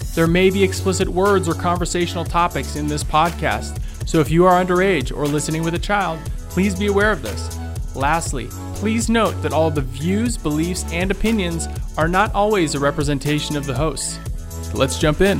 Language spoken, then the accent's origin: English; Livonia, Michigan, United States; English is a second language; also born or lived in Belgium; when I first moved to the United States, I was From Belgium. From Belgium, right? So I moved here a week before my fifth birthday. We moved to, um, you know, like in Livonia, Michigan.